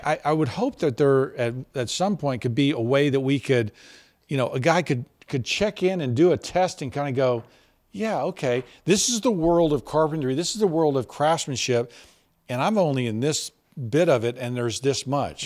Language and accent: English; Texas, United States; also born or lived in Boston; I came back to Texas from Boston